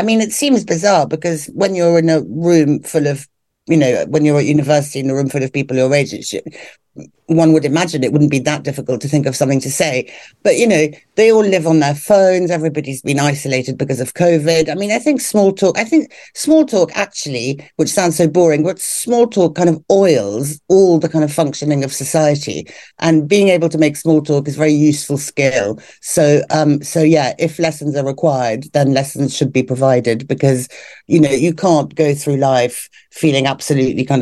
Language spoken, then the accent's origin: English; London, United Kingdom; I grew up in Hampstead.